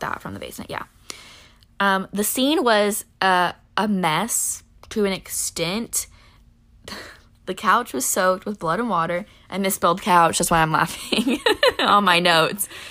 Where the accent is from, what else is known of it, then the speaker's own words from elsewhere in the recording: Illinois, United States; We live in, we're from Illinois.